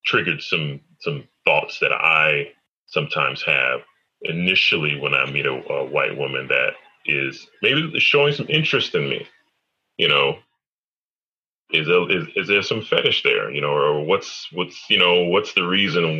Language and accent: English; United States; I'm from America, bro. I speak English